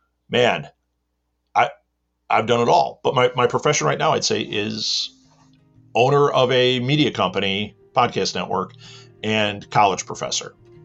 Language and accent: English; Midwest, United States; I am a content creator and content marketer, and I am from the Midwest in America.